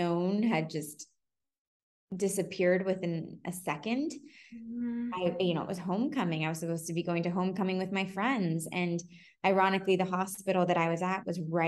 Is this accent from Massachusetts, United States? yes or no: no; San Francisco, California, United States; moved away as an adult; also born or lived in New York; I'm from San Francisco, born and bred